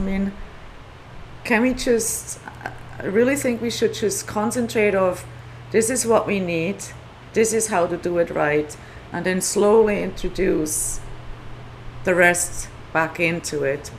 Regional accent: Switzerland; English is a second language; moved away as an adult; also born or lived in New York; now in Maui, United States; I grew up in Switzerland. Uh-huh. My dad was Swiss, and my mom is Italian.

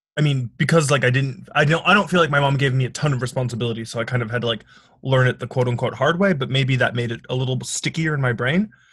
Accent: Milwaukee, Wisconsin, United States; moved away as an adult; now in New York City, United States; I'm originally from Milwaukee, Wisconsin

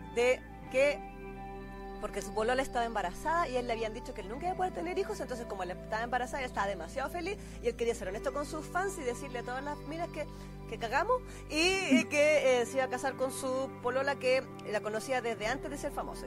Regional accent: Chile; yo vengo de Chile.

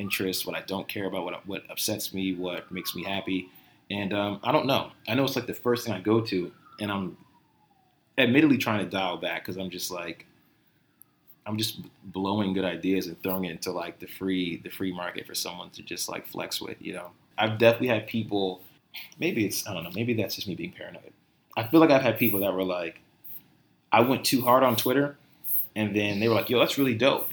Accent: Somerset, New Jersey, United States; I grew up in Somerset, New Jersey.

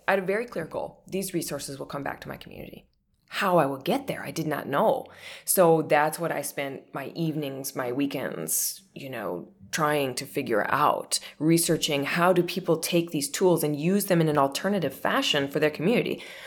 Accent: northern Minnesota, United States; I grew up on, you know, an old, derelict old dairy farm in northern Minnesota

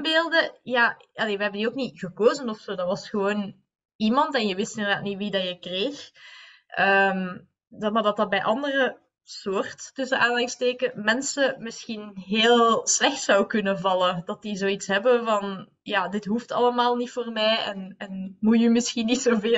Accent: Leuven, Flanders, Belgium; we zijn allebei van Kesselo blijkbaar.

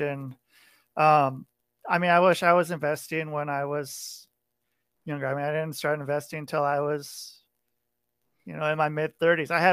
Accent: near Portland, Oregon, United States; moved away; I grew up near Portland, Oregon

